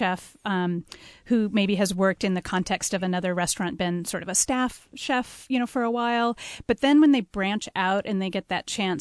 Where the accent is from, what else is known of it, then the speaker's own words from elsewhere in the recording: Edmonds, Washington, United States; also born or lived in Seattle; I've lived here pretty much all my life, grew up in Edmonds